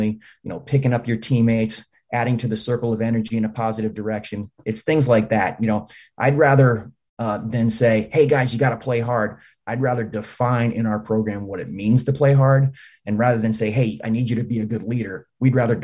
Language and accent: English; Albany, New York, United States; I'm from Albany, New York